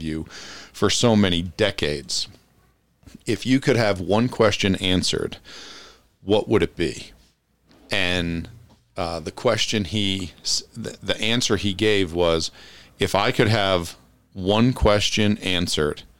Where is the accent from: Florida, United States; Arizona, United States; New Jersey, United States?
New Jersey, United States; Passaic County, northern; moved away as an adult; also born or lived in Europe; born and raised in New Jersey, northern New Jersey, Passaic County